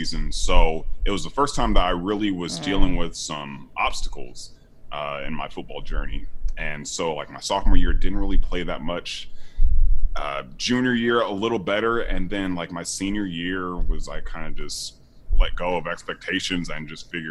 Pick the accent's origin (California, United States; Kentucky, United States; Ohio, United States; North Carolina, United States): California, United States; Sacramento; moved away as an adult; also born or lived in Miami, Florida; I came from Sacramento, California. I didn't play football until freshman year in high school